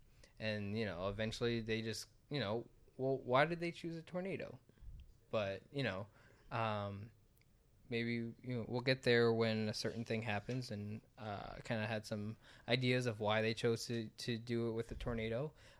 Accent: Florida, United States; Sorry, we're from Florida, so we deal with hurricanes.

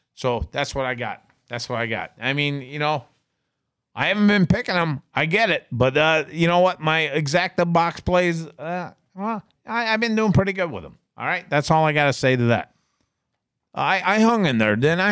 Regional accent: Binghamton, New York, United States; moved away; I grew up in Binghamton

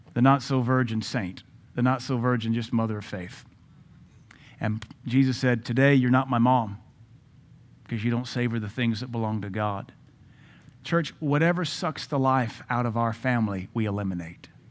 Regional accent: United States; an American man and a pastor

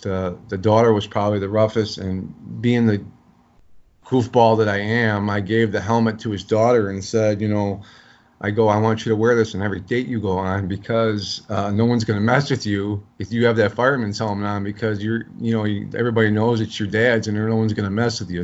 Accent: Chicago, Illinois, United States; I grew up in South Side of Chicago.

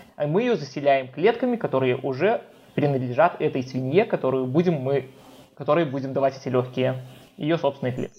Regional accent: Minsk, Belarus; в моем родном городе, в Минске

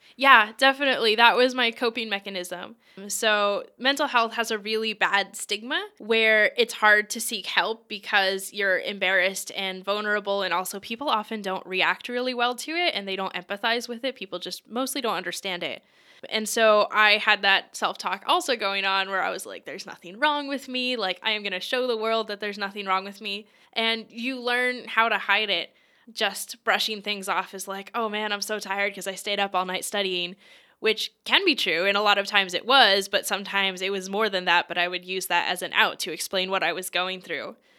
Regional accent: Lancaster, Pennsylvania, United States; originally, I'm from Lancaster, Pennsylvania, and I did do a bunch of things growing up

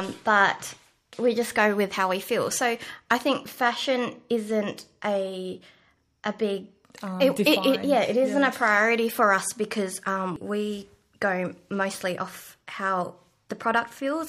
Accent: Panawanika, Western Australia, Australia; I retreated back to my hometown in Panawanika

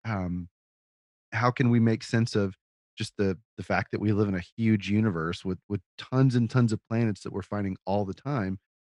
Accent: Austin, Texas, United States; I grew up in Austin

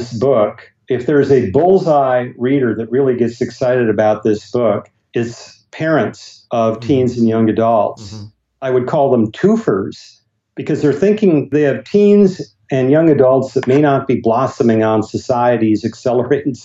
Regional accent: Bismarck, North Dakota, United States; my hometown of Bismarck, North Dakota

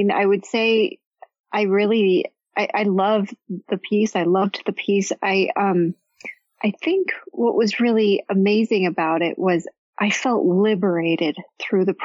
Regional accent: Chicago, Illinois, United States; I grew up in Chicago.

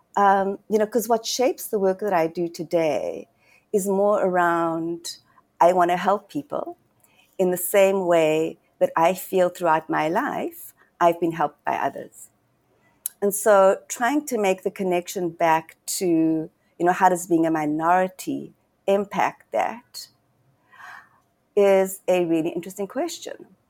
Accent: Johannesburg, Gauteng, South Africa; I was born and raised in Johannesburg

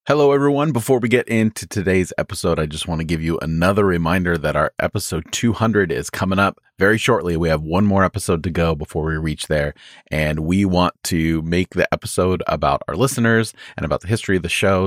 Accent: United States; as American Christians

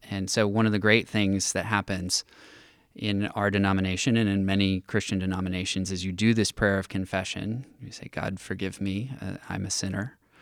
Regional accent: Villa Park, California, United States; also born or lived in Santa Barbara; I grew up in North County, Orange County

